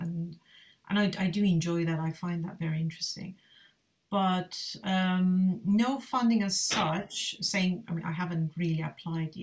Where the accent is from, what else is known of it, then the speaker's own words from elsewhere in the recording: Iran; moved away as an adult; now in United Kingdom; I've been living in the UK for over 20 years now, so I am definitely a British Iranian British